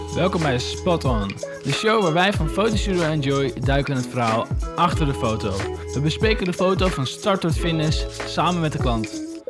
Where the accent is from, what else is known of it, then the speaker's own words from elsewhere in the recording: Amsterdam, North Holland, Netherlands; geboren en getogen in Amsterdam